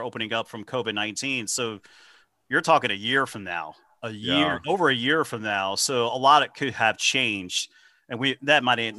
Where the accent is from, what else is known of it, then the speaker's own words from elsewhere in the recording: Cincinnati, Ohio, United States; I grew up in Cincinnati